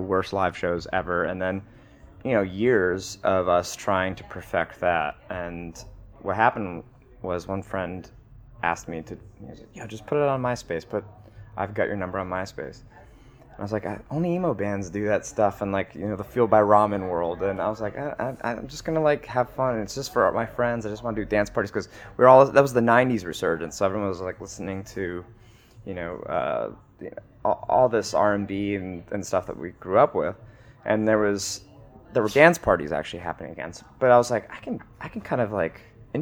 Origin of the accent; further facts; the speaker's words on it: Bound Brook, New Jersey, United States; also born or lived in New Brunswick, New Jersey; I was born in New Brunswick, and I grew up in this town called Bound Brook, New Jersey